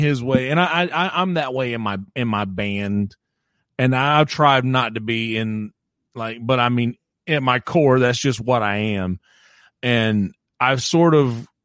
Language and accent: English; the South, United States; I'm from the South